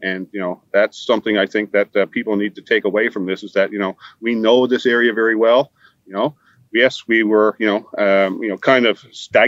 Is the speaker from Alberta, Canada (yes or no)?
no; Newfoundland and Labrador, Canada; moved away as an adult; I'm sitting in my hometown